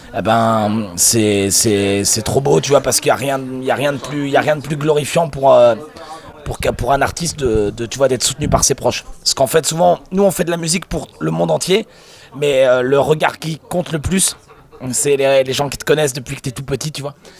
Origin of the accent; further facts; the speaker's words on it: Normandy, France; Je suis normand